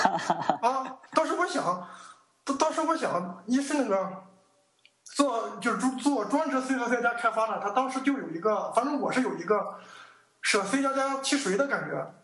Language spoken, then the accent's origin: Chinese; Weifang, Shandong, China; also born or lived in Huangdao, Qingdao; 我老家是山东潍坊的